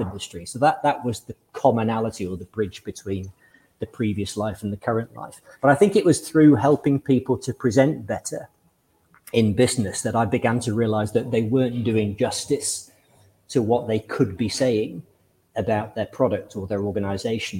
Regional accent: Lytham St Annes, North West England, United Kingdom; I grew up in in Lytham St Anne's in the northwest of England

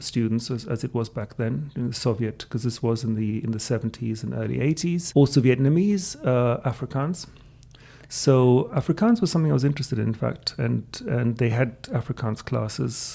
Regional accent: Greece; first language German; English is a second language; moved away; also born or lived in England; my father was English of Turkish background, but I was raised in Greece. My mother was Austrian

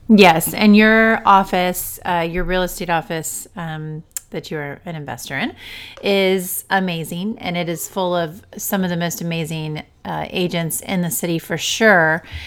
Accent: Ohio, United States; we're from Ohio

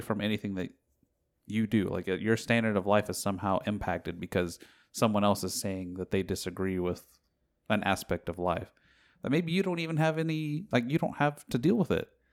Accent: United States

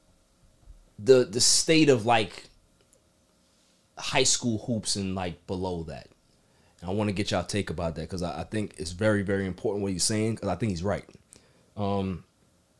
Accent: Jamaica; as a Jamaican, I'm offended

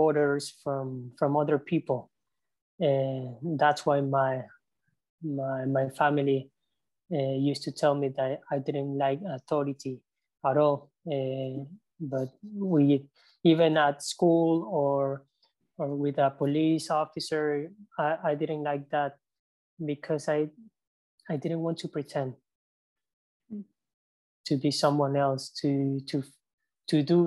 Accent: Ecuador; I grew up in the city

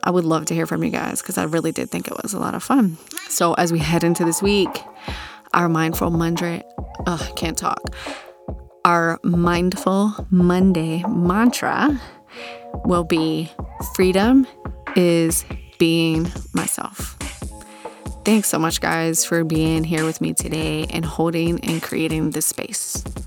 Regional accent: Virginia Beach, Virginia, United States; growing up in Virginia Beach in the nineties as a teenager

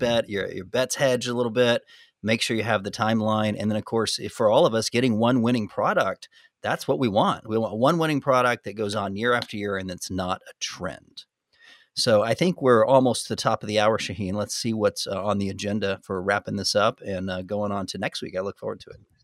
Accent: United States; I'm American.

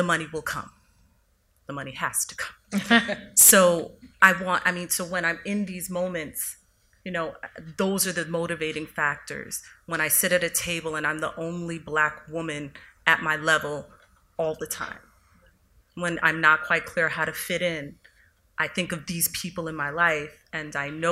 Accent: New York City, New York, United States; also born or lived in Harlem; I was raised in Queens, though, but I did my summers in the hall.

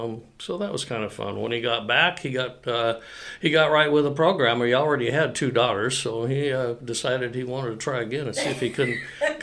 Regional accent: Coeur d'Alene, Idaho, United States; I was raised in Coeur d'Alene. My father came to Coeur d'Alene when he was hired to be the first president of North Idaho Junior College.

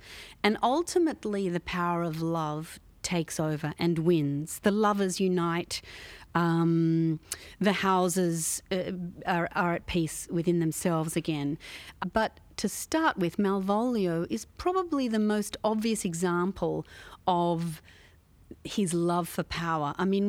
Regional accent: Australia; which as an Australian audience, we might be thinking this is kind of from a foreign land

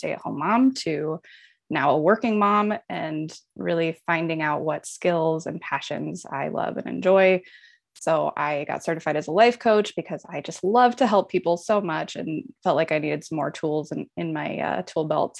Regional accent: Omaha, Nebraska, United States; moved away as an adult; I am Omaha native, born and raised in Omaha, Nebraska

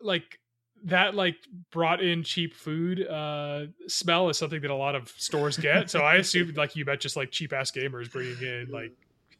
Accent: Fort Lauderdale, Florida, United States; Lauderdale Comics, which is in Fort Lauderdale, Florida.

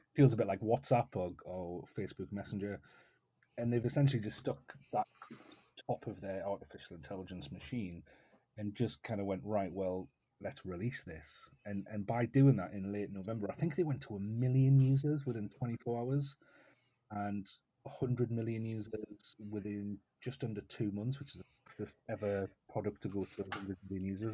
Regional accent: North East England, United Kingdom; I'm based in the northeast of England

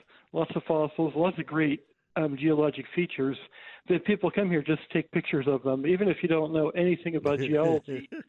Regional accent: Ohio, United States; moved away as an adult; also born or lived in Florida; now in Arizona, United States; I grew up in Ohio where there's rocks and fossils lying around everywhere

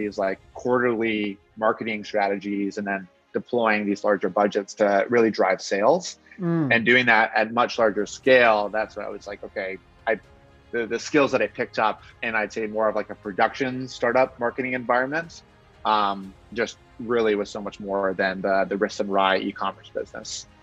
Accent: Victoria, British Columbia, Canada; also born or lived in Vancouver; I'm from Victoria, from BC

